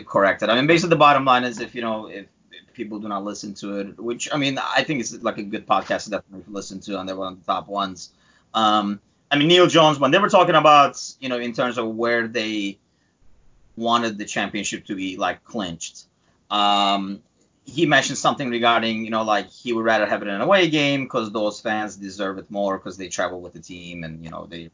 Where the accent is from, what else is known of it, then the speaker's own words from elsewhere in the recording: Turkey; now in United States; I'm originally from Turkey